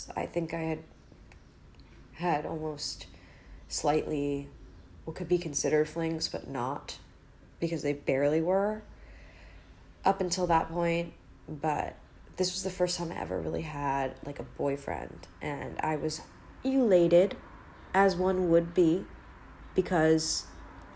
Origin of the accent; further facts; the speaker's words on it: Maryland, United States; I'm from Maryland.